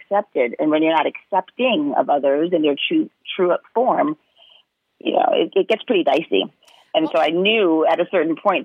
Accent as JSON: {"language": "English", "town": "New York City", "region": "New York", "country": "United States", "tie": "born or raised there", "said": "I grew up in New York, in Manhattan, you know, in the 70s, 80s, and 90s"}